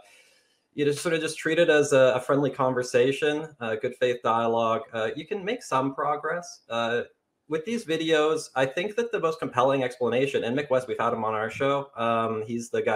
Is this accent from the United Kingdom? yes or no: no; Canada; I'm a Canadian